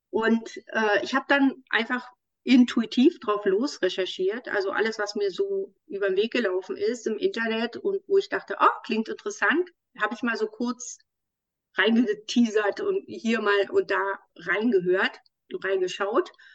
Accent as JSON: {"language": "German", "region": "Berlin", "country": "Germany", "tie": "born or raised there", "said": "in meiner Heimatstadt"}